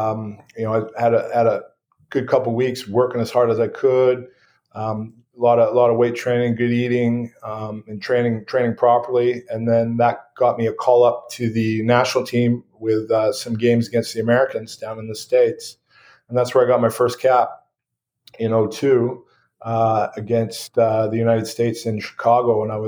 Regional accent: Squamish, British Columbia, Canada; moved away as an adult; also born or lived in Wales / France; now in St. John's, Canada; growing up in Squamish

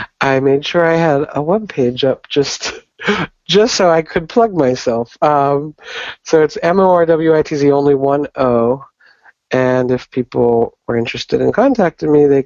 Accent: Pittsburgh, Pennsylvania, United States; moved away as an adult; now in New York City, United States; Originally, I'm from Pittsburgh, Pennsylvania, here in the States.

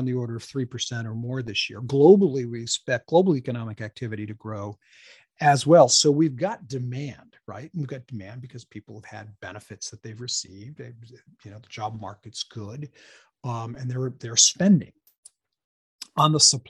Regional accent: Lebanon, New Hampshire, United States; also born or lived in Hanover, New Hampshire; I am a native Granite Stater. I was born in Hanover and raised in the next town, Lebanon, in the Upper Valley.

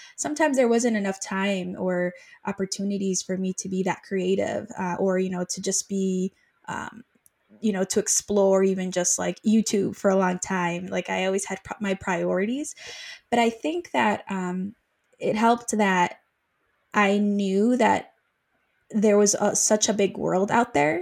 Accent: Mexico; now in United States; I'm originally from Mexico. I went to the States

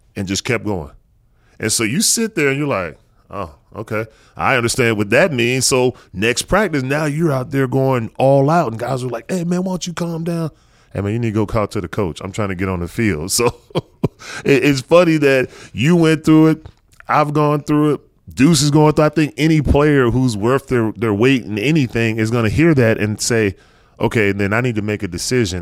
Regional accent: North Carolina, United States; me growing up in North Carolina

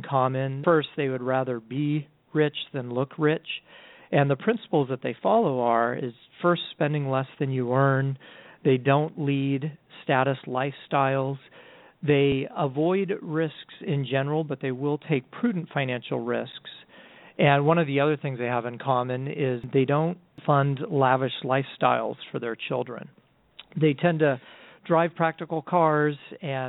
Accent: Orange County, California, United States; also born or lived in Kings Point, New York / Pennsylvania; I grew up here in Orange County

